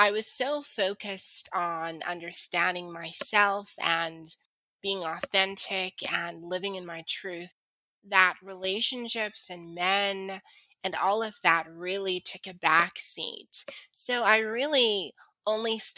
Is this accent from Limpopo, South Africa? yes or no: no; Cape Town, Western Cape, South Africa; also born or lived in Utah; I'm actually from Cape Town in South Africa